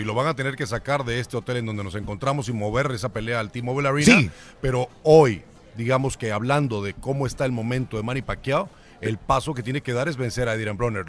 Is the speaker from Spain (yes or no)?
no; Panama; moved away; also born or lived in Monterrey, Mexico; Yo soy nacido en Panamá